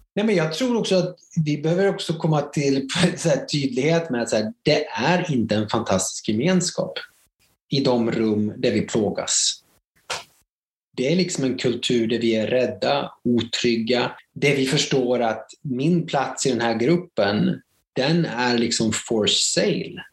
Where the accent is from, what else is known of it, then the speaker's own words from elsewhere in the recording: a mill town in Värmland, Sweden; jag är en bruksort från Värmland